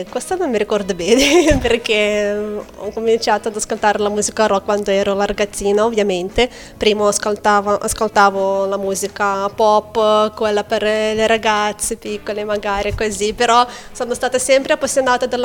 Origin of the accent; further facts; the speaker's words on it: Lithuania; Italian is a second language; moved away; also born or lived in Manchester; io origini russe, ma sono nata e cresciuta in Lituania.